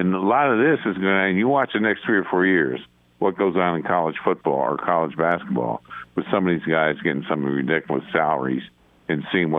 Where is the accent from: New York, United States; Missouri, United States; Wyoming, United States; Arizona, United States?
New York, United States; Beacon; I grew up in Beacon, New York, which is about 50 miles north of New York City, above West Point.